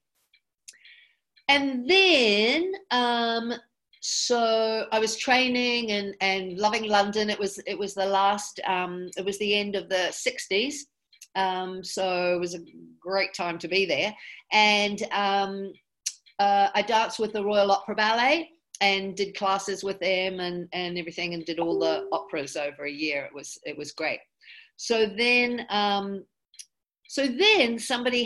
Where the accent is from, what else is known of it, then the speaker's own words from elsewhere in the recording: Auckland, New Zealand; moved away; I grew up in Auckland, New Zealand. We came over to New Zealand when I was 5